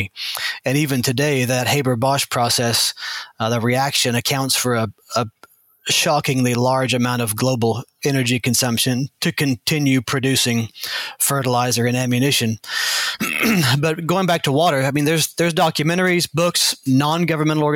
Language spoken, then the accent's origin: English; Arkansas, United States; I grew up in Arkansas